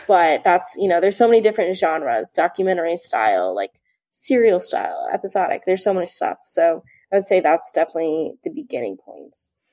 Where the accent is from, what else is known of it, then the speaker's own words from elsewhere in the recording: New Jersey, United States; I'm from New Jersey.